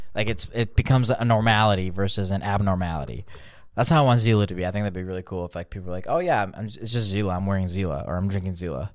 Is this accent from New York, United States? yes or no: no; Chicago, Illinois, United States; I'm from Chicago, too.